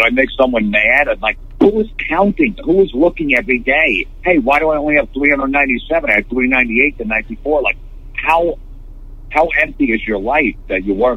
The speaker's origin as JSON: {"language": "English", "region": "New Jersey", "country": "United States", "tie": "born or raised there", "said": "growing up in New Jersey"}